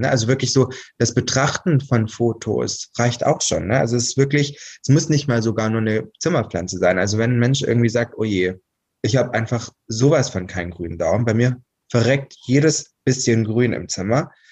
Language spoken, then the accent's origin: German; Albstadt, Baden-Württemberg, Germany; moved away; also born or lived in Saarland; da, wo ich geboren bin und aufgewachsen bin. Und das ist eine Albstadt im, in Baden-Württemberg auf der Schwäbischen Alb